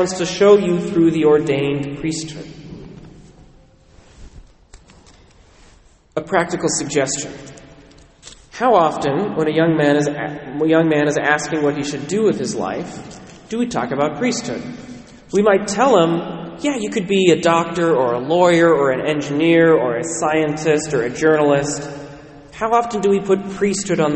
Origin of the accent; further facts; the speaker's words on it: Western Washington, United States; I was raised in Western Washington